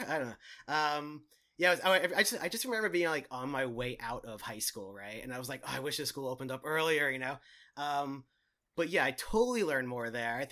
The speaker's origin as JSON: {"language": "English", "area": "Long Island", "region": "New York", "country": "United States", "tie": "born or raised there", "said": "I'm from Long Island, New York"}